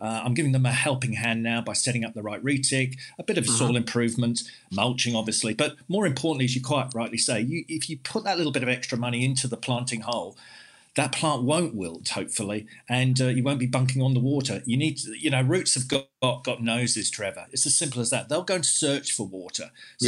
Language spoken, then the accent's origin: English; London, United Kingdom; now in Western Australia, Australia; I came here in 94 from London and everyone was watering twice a day, 7 days a week